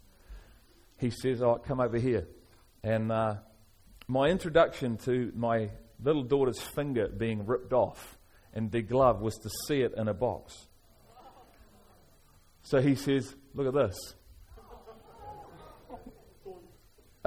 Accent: Liverpool, North West England, United Kingdom; moved away; I'm from Liverpool originally

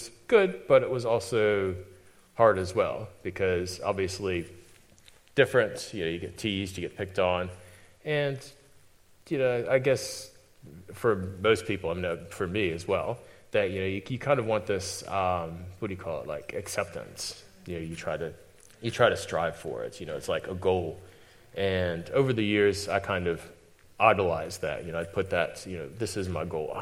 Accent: United States; moved away as an adult; now in New Zealand; I'm definitely not from New Zealand. I'm from America, though I've been here for 14 years

